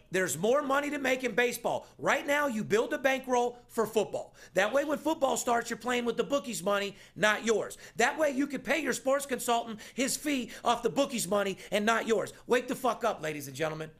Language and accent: English; Las Vegas, Nevada, United States; I'm third generation born and raised in Las Vegas